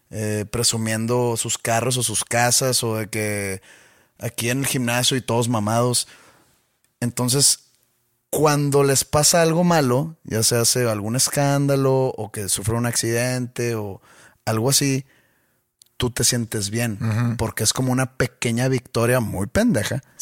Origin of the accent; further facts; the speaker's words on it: Mexico; yo soy mexicano y pues se ve que no es blanco?